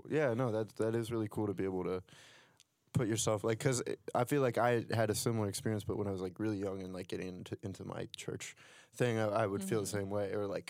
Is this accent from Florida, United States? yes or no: no; Ohio, United States; now in Philadelphia, United States; I come from Ohio and now I'm in, mm-hmm. you know, Philadelphia.